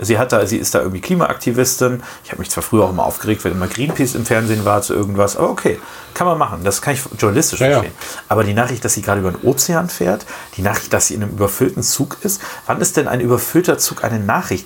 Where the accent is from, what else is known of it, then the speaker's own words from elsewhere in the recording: Germany; bei uns in Deutschland